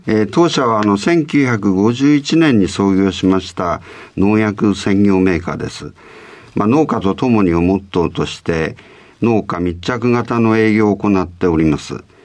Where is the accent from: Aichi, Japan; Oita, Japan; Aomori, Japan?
Aomori, Japan; Hirosaki; 生まれはですね、青森県の弘前なんですけど、はい、えー、ちょうどりんごの木の下で生まれました。